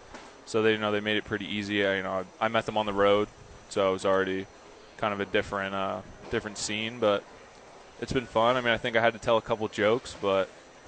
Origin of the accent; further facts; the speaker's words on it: Philadelphia, Pennsylvania, United States; moved away as an adult; also born or lived in North Carolina; now in Albuquerque, United States; I'm from Pennsylvania, but I grew up just outside of Philadelphia.